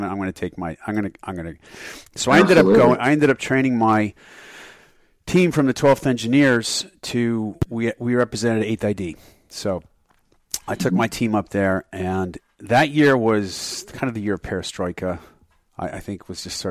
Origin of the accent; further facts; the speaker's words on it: United States; moved away; also born or lived in Germany; I grew up on the Canadian border